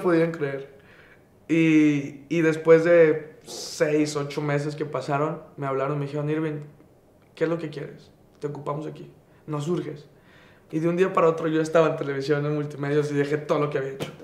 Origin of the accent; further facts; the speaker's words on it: Monterrey, Nuevo León, Mexico; Soy, soy regio, 100%, de Monterrey, Nuevo León. Nací en La Conchita, como la mitad de la ciudad.